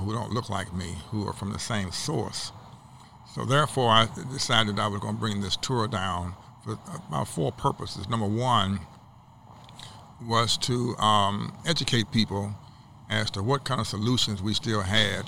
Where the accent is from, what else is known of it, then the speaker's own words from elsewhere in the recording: St. Louis, Missouri, United States; I was from St. Louis, Missouri